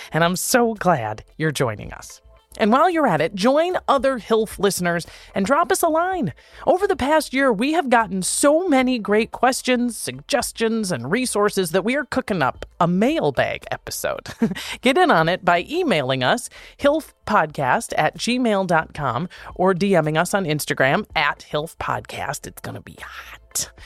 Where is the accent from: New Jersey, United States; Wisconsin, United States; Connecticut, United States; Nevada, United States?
Wisconsin, United States; Wisconsin Rapids; now in Los Angeles, United States; Wisconsin, Rapids, Wisconsin, my hometown